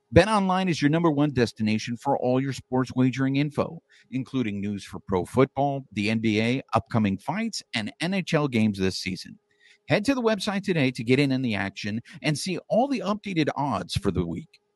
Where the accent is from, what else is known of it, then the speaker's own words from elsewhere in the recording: California, United States; born and raised in California